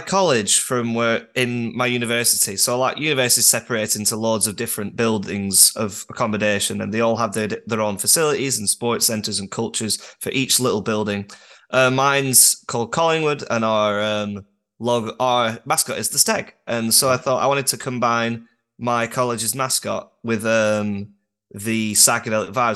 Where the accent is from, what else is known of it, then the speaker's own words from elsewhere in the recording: Durham, North East England, United Kingdom; I'm from Northern Britain